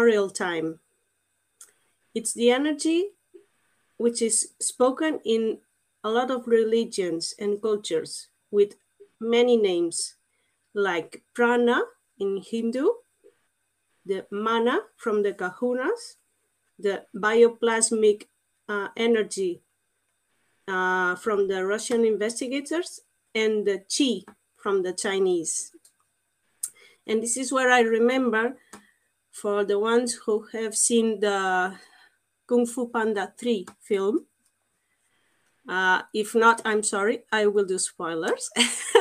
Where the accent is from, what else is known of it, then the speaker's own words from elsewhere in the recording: Portugal; English is a second language; now in Andorra; I'm not English, I'm Portuguese.